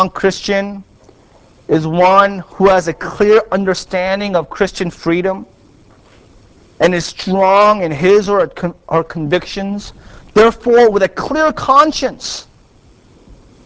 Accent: South Korea; moved away; I was raised in Korea by my grandparents

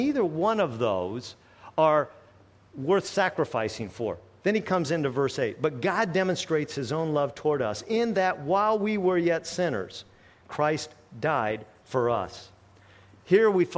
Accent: United States; as an American

